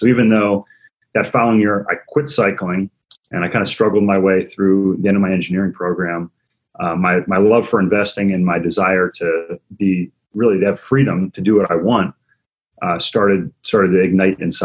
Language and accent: English; Maryland, United States; I grew up in Maryland, kind of blue collar background